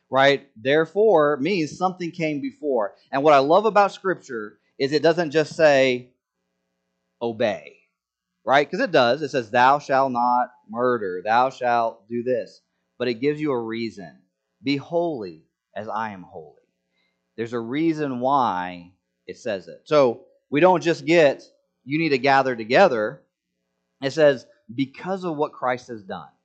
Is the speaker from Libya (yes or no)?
no; Senegal; when I was growing up in Senegal, there was this this feast.